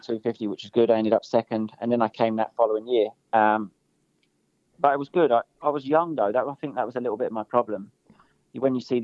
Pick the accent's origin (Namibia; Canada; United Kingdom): United Kingdom; also born or lived in United States; my home Grand Prix